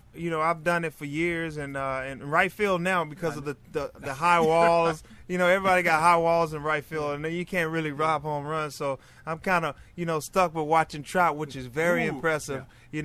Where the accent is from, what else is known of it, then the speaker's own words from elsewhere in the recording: Pine Bluff, Arkansas, United States; I grew up in Pine Bluff, Arkansas.